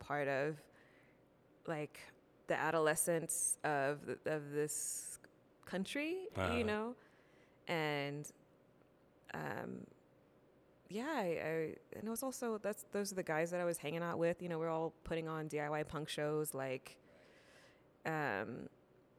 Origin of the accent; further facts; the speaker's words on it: Columbia, Louisiana, United States; also born or lived in Yokosuka, Japan; then we moved from Yokosuka to Columbia, Louisiana, and moved in with my grandma